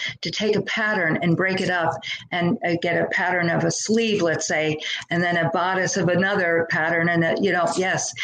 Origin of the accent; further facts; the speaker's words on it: Long Island, New York, United States; now in Texas, United States; I grew up on Long Island